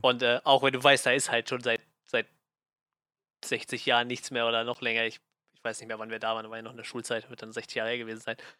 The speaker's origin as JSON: {"language": "German", "country": "Germany", "said": "als, äh, als Deutscher"}